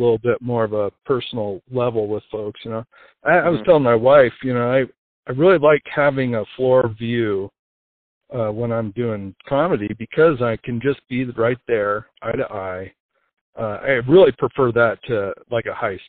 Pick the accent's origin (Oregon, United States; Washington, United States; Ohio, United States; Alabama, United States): Washington, United States; near Spokane; moved away as an adult; also born or lived in Montana / Tacoma, Washington; now in Nashville, United States; Montana, started out in Montana. And then, when I was younger, my folks moved to Washington State, the east side, kind of near Spokane.